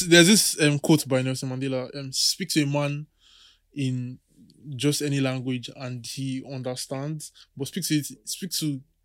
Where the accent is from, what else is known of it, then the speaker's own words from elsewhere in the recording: Lagos, Nigeria; I grew up in Lagos